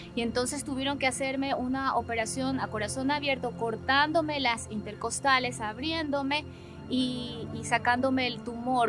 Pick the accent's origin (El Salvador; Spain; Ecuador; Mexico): Ecuador; Soy ecuatoriana, efectivamente, de, familia ecuatoriana, humilde, sencilla, sensible